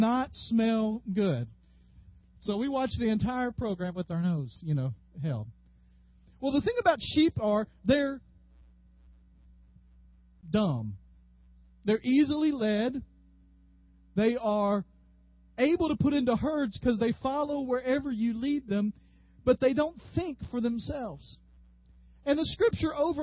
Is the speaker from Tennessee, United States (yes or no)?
yes; Dyersburg, Tennessee, United States; I grew up in Dyersburg.